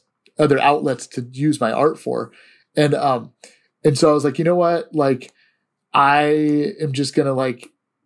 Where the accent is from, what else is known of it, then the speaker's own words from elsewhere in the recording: Antioch, California, United States; also born or lived in Walnut Creek, California; I grew up in Antioch, but I actually went to high school in Walnut Creek, California at Los Lomas